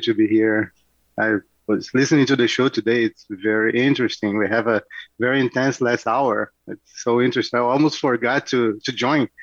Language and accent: English; Rio de Janeiro, Brazil; born or raised there; moved away as an adult; now in Oakville, Canada